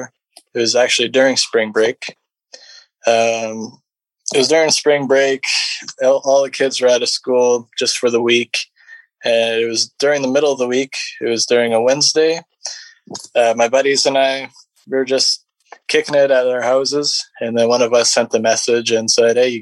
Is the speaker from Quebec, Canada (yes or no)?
no; British Columbia interior, Canada; I'm from BC in the interior